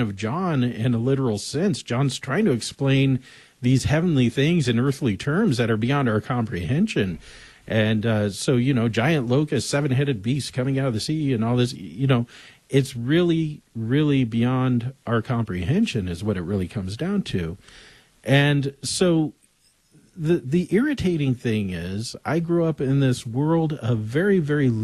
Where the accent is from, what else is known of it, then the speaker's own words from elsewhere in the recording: Southern California, United States; I grew up in Southern California megachurches